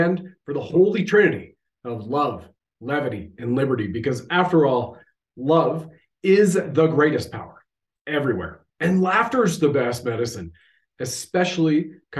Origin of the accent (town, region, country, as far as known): Canada